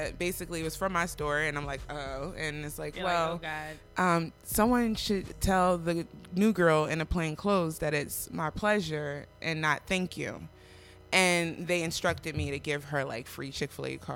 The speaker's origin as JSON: {"language": "English", "town": "Philadelphia", "region": "Pennsylvania", "country": "United States", "said": "I am from"}